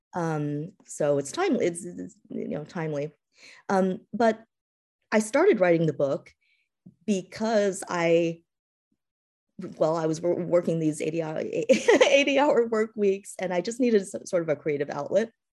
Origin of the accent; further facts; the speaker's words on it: East Coast, United States; also born or lived in California / Massachusetts; I was born in California, um, and raised, but raised, uh, on the East Coast